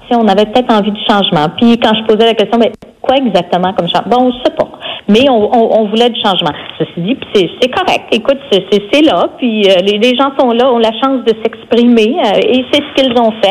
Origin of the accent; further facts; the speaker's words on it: Saint-Ambroise, Quebec, Canada; also born or lived in Jonquière, Canada; now in Quebec City region, Canada; Je suis native de Saint-Ambroise, au et lac saint jean